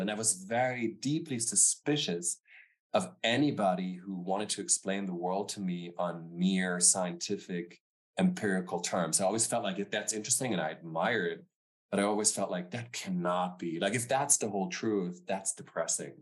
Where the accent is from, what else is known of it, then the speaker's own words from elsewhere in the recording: Stuttgart, Baden-Württemberg, Germany; also born or lived in Frankfurt; I was born and raised in Germany, in the southern part of Germany. So, I born near Frankfurt. I grew up in Stuttgart